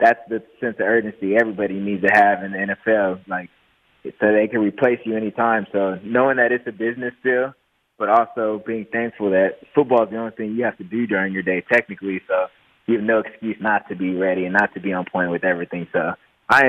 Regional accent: Southern California, United States; I'm from Southern California

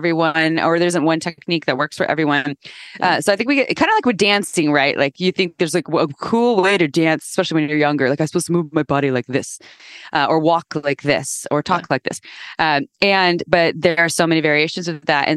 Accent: Santa Cruz, California, United States; I grew up in Santa Cruz, California

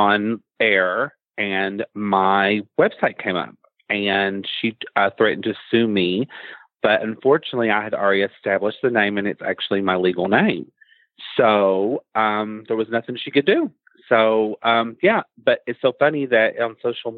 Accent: Eastern Kentucky, United States; I grew up before the internet, and I grew up in Eastern Kentucky

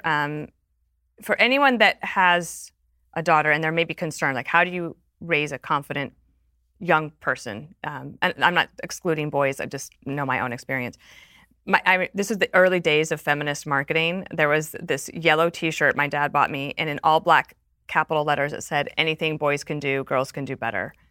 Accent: Wyoming, United States; also born or lived in England; now in New York, United States; I'm from Wyoming

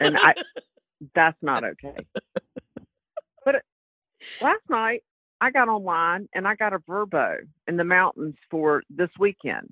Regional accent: North Carolina, United States; from North Carolina, but I gather you could have known that from my accent anyway

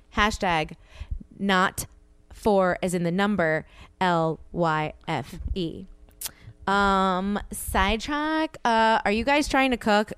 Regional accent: the South, United States; I'm from the South

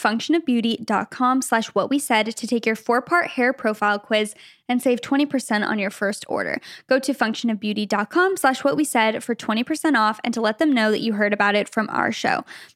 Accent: Canada; I'm Canadian. My stepdad is Canadian. No blood relation there, but we'll take it.

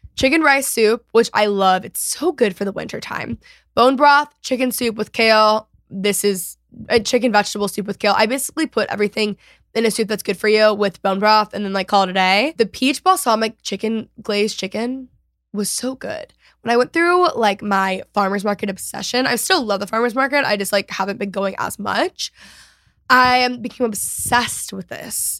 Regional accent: Texas, United States; I'm obviously a Texan

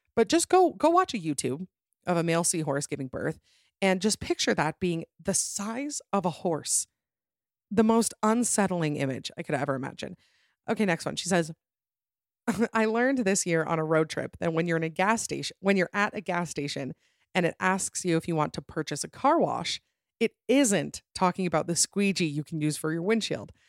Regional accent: Utah, United States; I'm from Utah

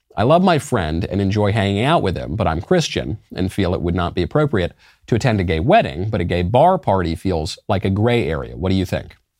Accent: New York, United States; moved away as an adult; also born or lived in Los Angeles; now in Nashville, United States; I'm from New York.

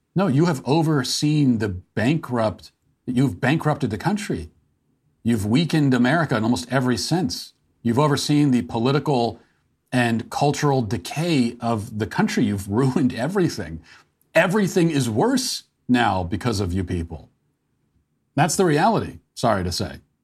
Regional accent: United States; as an American

